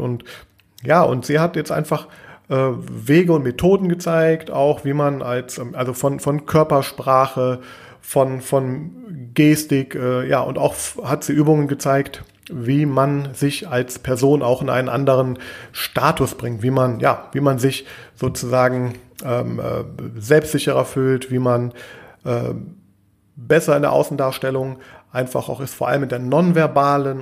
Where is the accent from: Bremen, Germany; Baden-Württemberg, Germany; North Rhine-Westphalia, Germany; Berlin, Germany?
North Rhine-Westphalia, Germany; Düsseldorf; ich komme auch aus äh, Düsseldorf, ich komme sogar genau aus der Gegend, wo dieses Event stattgefunden hat.